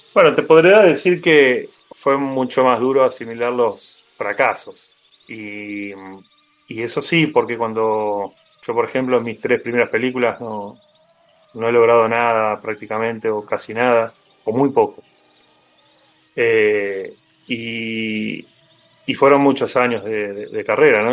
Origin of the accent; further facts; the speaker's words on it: Argentina; como latinoamericano y sobre todo como argentino